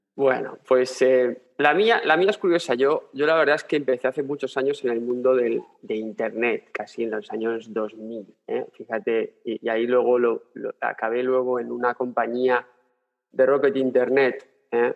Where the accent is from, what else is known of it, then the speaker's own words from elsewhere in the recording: Spain; moved away as an adult; also born or lived in Berlin; mi mujer y yo somos españoles